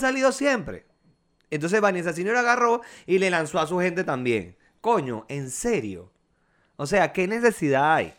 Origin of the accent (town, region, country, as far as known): La Victoria, Aragua, Venezuela; moved away as an adult; also born or lived in Valencia, Venezuela